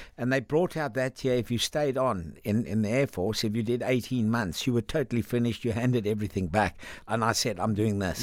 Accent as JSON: {"language": "English", "town": "Cape Town", "region": "Western Cape", "country": "South Africa", "tie": "born or raised there", "also_born_or_lived": "Langebaan, South Africa / London, United Kingdom", "moved": "as an adult", "lives_now": "United Kingdom", "said": "I sort of left uh, when I was around about four or five, we, we headed to Cape Town"}